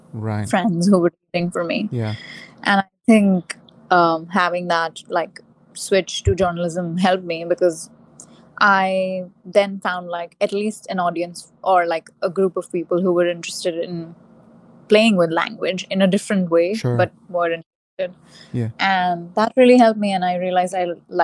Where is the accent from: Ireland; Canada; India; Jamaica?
India; moved away as an adult; also born or lived in Lake Charles, United States; now in New York, United States; I grew up in India, and I lived there for, I've lived there for the most part of my life still.